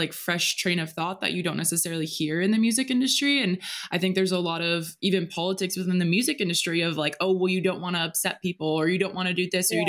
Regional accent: United States; growing up in America

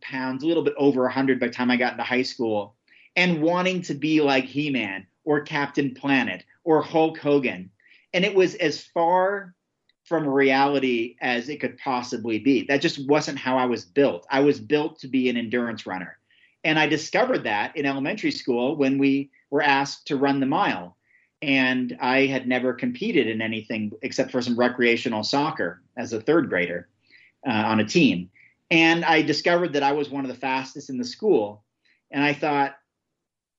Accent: Oregon, United States; my home state of Oregon

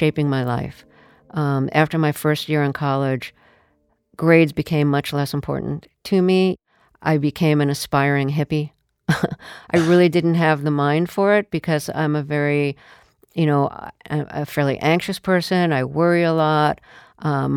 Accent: New York City, New York, United States; I grew up in the Sheepshead Bay neighborhood of Brooklyn

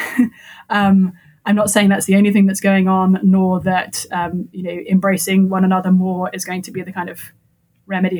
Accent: England, United Kingdom; moved away as an adult; now in United States; I come from England

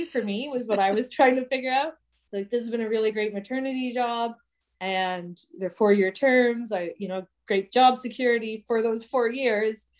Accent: Bastard and South Burgess Township, Ontario, Canada; I grew up in Bastard in South Burgess, and then in the Bob Ray amalgamations of small rural governments. Then we turned into Rideau Lakes Township

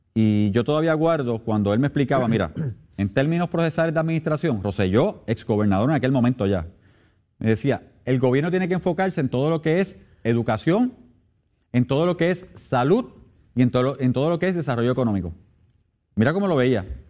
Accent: Puerto Rico

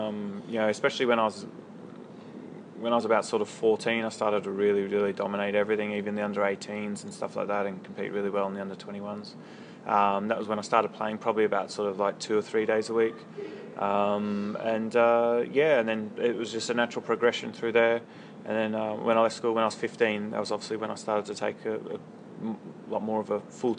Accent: Australia; I used to play snooker, actually nine ball and eight ball with my dad and my brother on weekends.

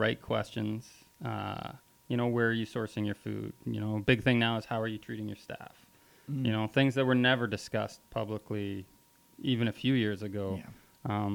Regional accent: Vancouver, British Columbia, Canada; moved away as an adult; growing up in Vancouver, the food culture scene, was pretty advanced for Canada at the time.

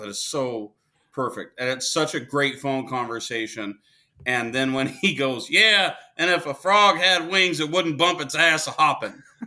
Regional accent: Wichita, Kansas, United States; now in Arizona, United States; I was born in Wichita, Kansas

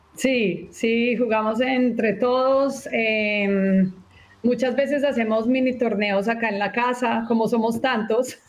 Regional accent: Colombia; now in Texas, United States; como crecí en Colombia, el fútbol allá es una pasión

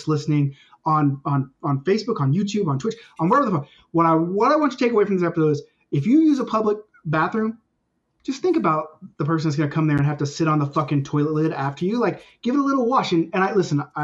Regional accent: United States; now in Canada; I'm American too.

